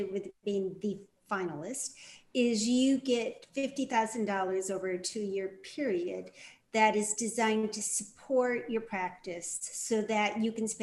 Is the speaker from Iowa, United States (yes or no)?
no; Dearborn, Michigan, United States; I'm from Michigan. I was born in Dearborn.